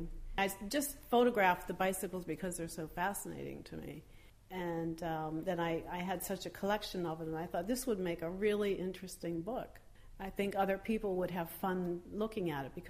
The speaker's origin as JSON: {"language": "English", "country": "United States", "also_born_or_lived": "Drenthe, Netherlands / Paris, France", "moved": "as an adult", "lives_now": "Netherlands", "said": "I'm American, and I came to the Netherlands in 1993 with my family"}